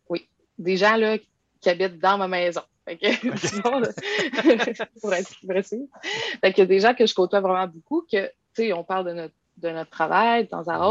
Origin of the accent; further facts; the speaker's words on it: Quebec City, Quebec, Canada; Je viens de Québec, puis j'ai toujours habité à Québec